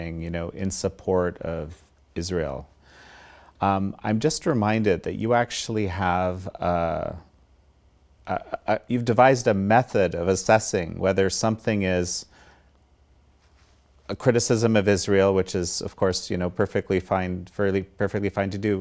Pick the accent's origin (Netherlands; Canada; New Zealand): Canada; in Canada, in my home country